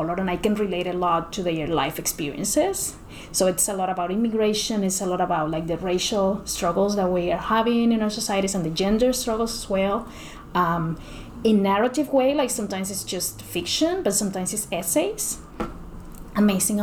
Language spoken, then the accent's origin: English; Cuba; English is a second language; moved away as an adult; now in Canada; when I was growing up in Cuba